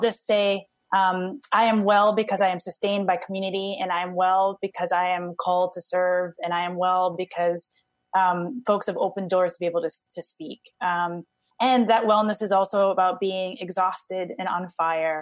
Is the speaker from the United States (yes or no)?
yes; Hawaii, United States; I had a very fortunate opportunity to grow up in Hawaii